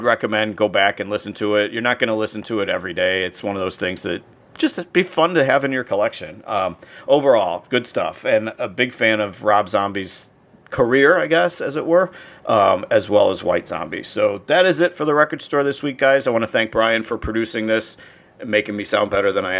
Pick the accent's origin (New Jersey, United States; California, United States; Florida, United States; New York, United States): Florida, United States; Hollywood; I grew up in Hollywood, Florida